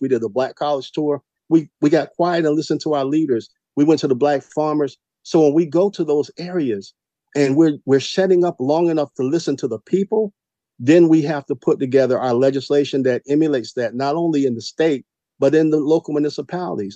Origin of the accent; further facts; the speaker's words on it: Savannah, Georgia, United States; I'm from Savannah, Georgia, i.e. Chatham County, and we live in Chocolate City.